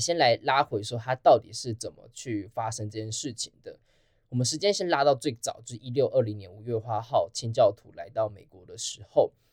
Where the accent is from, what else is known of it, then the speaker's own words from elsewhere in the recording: Taiwan; 那台湾又身为一个全世界唯一一个支持川普过半的国家，所以我们站的角色就很非常的微妙